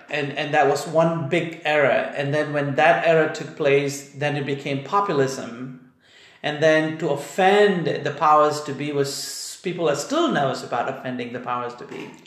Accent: Malaysia; now in United States; I grew up in Malaysia. I've got Indian ethnicity

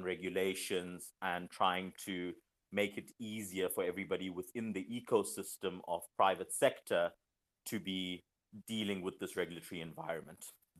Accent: Selebi-Phikwe, Central District, Botswana; we went to primary school together in Silibi Pikiribu. We're both from Kapana Primary School

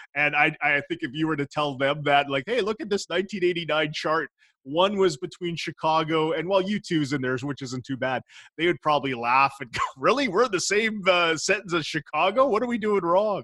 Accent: Innisfree, Alberta, Canada; growing up in Innisfree, uh, we didn't have cables

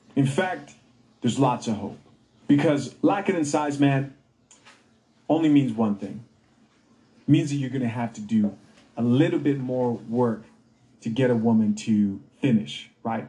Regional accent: Zambia; moved away; In Zambia, my home country

